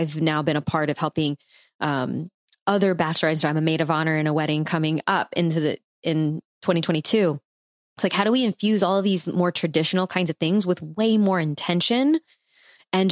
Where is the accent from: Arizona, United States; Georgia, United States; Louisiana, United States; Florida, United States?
Louisiana, United States; New Orleans; we're from New Orleans